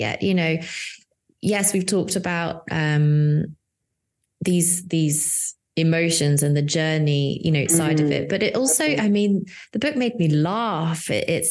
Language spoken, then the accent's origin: English; United Kingdom; I'm the Brit